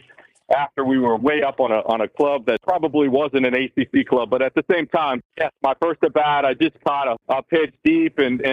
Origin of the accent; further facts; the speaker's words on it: New England, United States; moved away as an adult; I grew up in New England as a Northeast kid